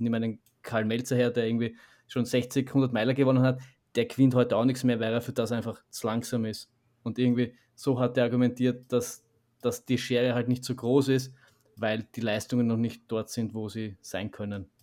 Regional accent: Vienna, Austria; so wie wir jetzt schaffen als, als, als Wiener

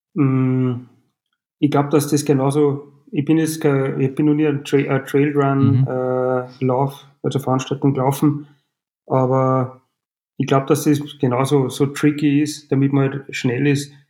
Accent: Frankenburg am Hausruck, Upper Austria, Austria; ich bin gebürtig aus Frankenburg

